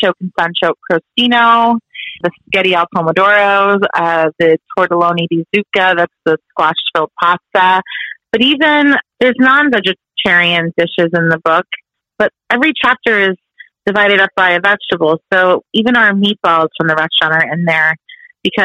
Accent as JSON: {"language": "English", "region": "Texas", "country": "United States", "tie": "born or raised there", "also_born_or_lived": "Italy", "said": "growing up in Texas"}